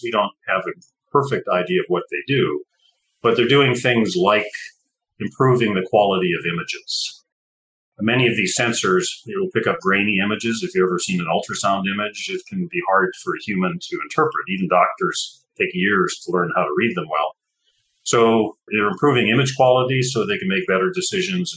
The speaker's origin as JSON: {"language": "English", "country": "Canada", "tie": "born or raised there", "also_born_or_lived": "Texas", "moved": "yes", "said": "I grew up in Canada"}